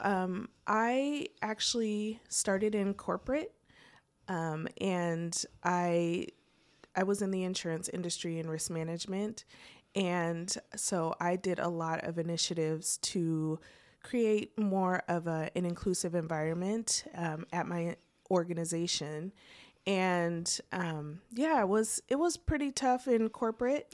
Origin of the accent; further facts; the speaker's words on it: Portland, Oregon, United States; moved away as an adult; also born or lived in Vancouver, Washington; now in Muncie, United States; I was born and raised in Portland